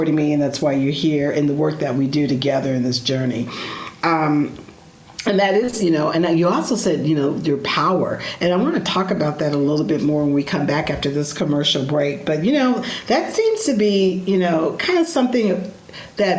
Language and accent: English; Stockton, California, United States; now in Chicago, United States; I grew up in Stockton, California, small rural town